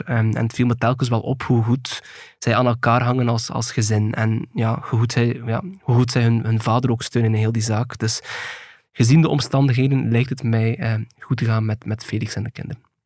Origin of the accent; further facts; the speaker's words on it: Belgium; in ons land